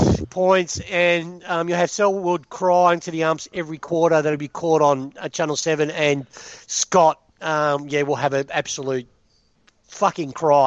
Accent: Melbourne, Victoria, Australia; I'm from the western suburbs, well, northern suburbs. You know, I grew up in Broadie.

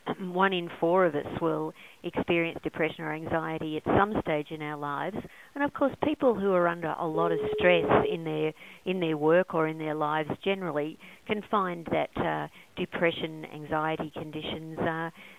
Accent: Brisbane, Queensland, Australia; I grew up in Brisbane

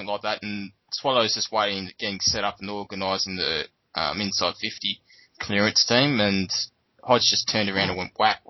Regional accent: New South Wales, Australia; because I'm also from New South Wales.

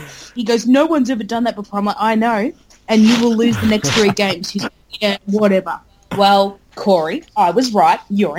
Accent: Wales, United Kingdom; Oh, I'm Welsh. I should care.

